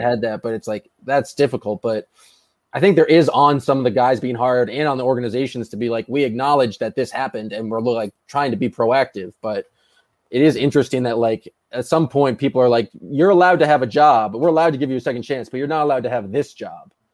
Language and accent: English; Boston, Massachusetts, United States; I grew up in Boston